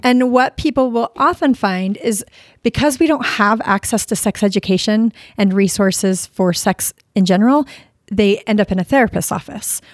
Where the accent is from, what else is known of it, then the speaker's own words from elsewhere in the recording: Sandy, Utah, United States; also born or lived in Florida; I grew up in Sandy, Utah